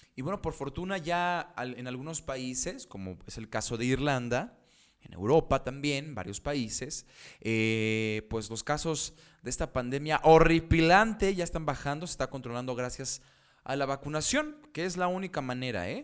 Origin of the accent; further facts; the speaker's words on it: Mexico; soy mexicano